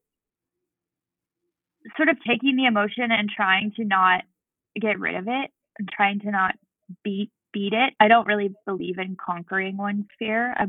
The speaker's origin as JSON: {"language": "English", "town": "Boulder", "region": "Colorado", "country": "United States", "tie": "born or raised there", "also_born_or_lived": "Tahoe area", "moved": "yes", "lives_now": "Lake Tahoe, United States", "said": "I grew up in Boulder, Colorado"}